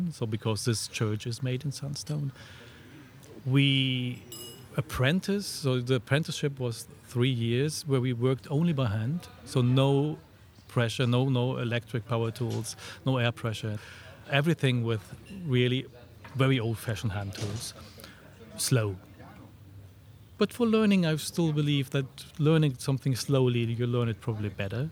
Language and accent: English; a small village close to Frankfurt, Hesse, Germany; moved away as an adult; also born or lived in Freiburg; I was born in Germany in a small village close to Frankfurt. And then after my school, I moved first to Frankfurt